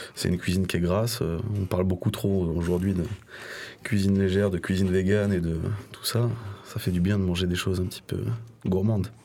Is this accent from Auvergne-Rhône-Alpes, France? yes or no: yes; Lyon, Auvergne-Rhône-Alpes, France; Je suis né à Lyon